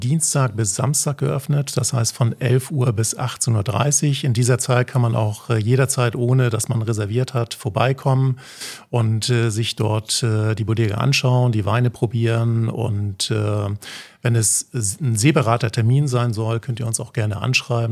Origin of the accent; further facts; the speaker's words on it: Flensburg, Schleswig-Holstein, Germany; accent: northern German; moved away as an adult; also born or lived in Hamburg; now in Mallorca, Spain; Ich bin, äh, wie man das wahrscheinlich auch hört, aus Norddeutschland, okay. gebürtiger Flensburger, aber lebe, habe die letzten 20 Jahre eigentlich in, in, Hamburg gelebt